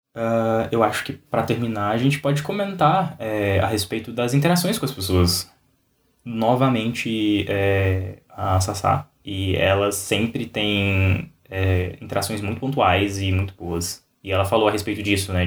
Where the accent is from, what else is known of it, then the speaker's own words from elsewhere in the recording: Brazil; como brasileiros